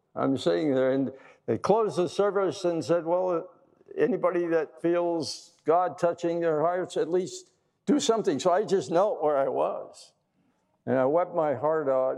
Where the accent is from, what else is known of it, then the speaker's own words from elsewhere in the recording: Wisconsin, United States; I grew up in the wonderful state of Wisconsin. I was born in Wisconsin into a Christian family